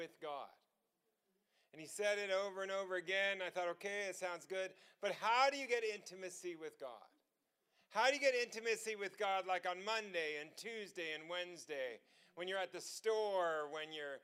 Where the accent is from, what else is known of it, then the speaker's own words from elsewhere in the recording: Los Angeles, California, United States; I grew up in Los Angeles